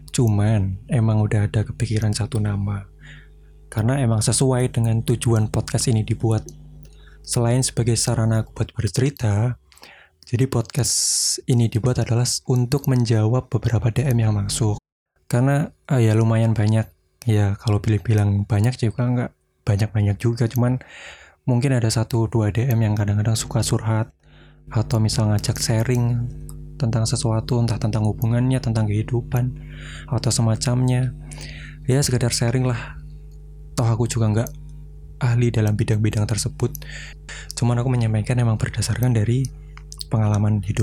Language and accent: Indonesian; Blora, Central Java, Indonesia; also born or lived in Purbalingga; jadi aku lahir di Purbalingga besarnya di Blora sampai lulus SMK